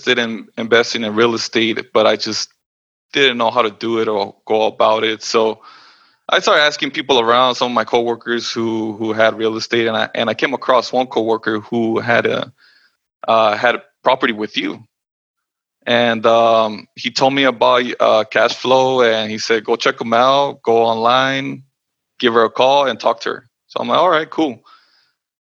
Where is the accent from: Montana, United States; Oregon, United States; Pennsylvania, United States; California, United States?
California, United States; Los Angeles; I was born and raised in Los Angeles and California